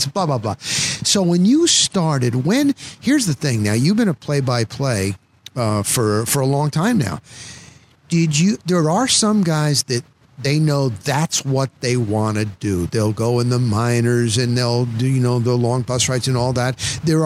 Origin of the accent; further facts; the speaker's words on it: New Jersey, United States; now in Tampa, United States; when I was growing up in Jersey